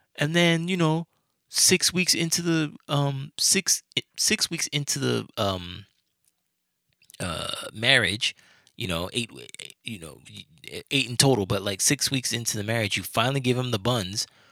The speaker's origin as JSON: {"language": "English", "region": "New York", "country": "United States", "said": "I'm from New York"}